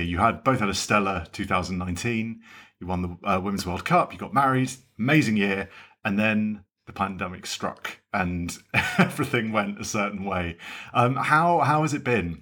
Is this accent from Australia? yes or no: no; England, United Kingdom; obviously being English, I call it football